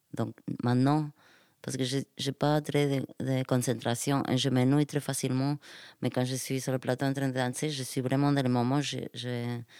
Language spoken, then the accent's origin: French; Argentina; French is a second language; moved away; de chez moi en Argentine.